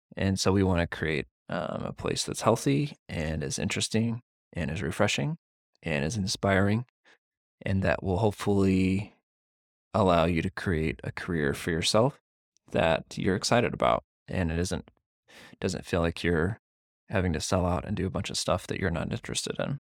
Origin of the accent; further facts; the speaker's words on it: Missouri, United States; I grew up in Missouri.